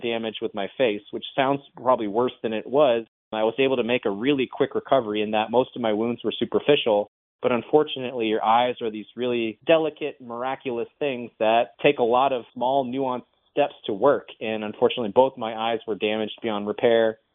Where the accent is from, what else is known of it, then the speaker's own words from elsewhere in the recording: St. Petersburg, Florida, United States; also born or lived in Bradenton, Florida; I grew up in St. Petersburg, Florida